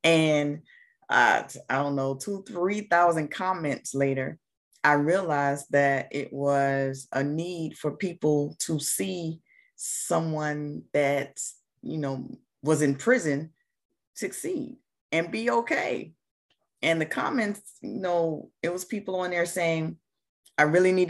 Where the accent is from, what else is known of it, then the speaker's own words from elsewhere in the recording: Jacksonville, Florida, United States; I'm from Jacksonville, Florida, born and raised